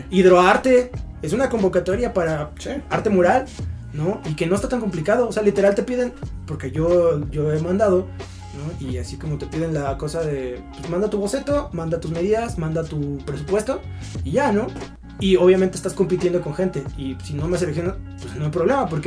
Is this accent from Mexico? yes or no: yes; Mexico; tú como persona que sí naciste en México, que en México existen estas y estas condiciones, puedes ser un artista.